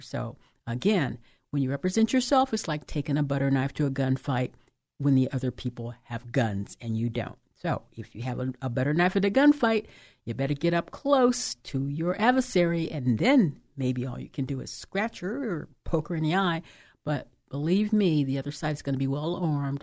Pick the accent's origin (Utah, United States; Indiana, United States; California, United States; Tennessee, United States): California, United States; Oakland; the city of Oakland, that's my hometown